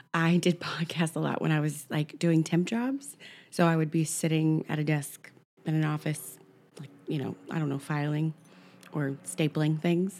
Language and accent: English; Oklahoma City, Oklahoma, United States; born or raised there; now in New York, United States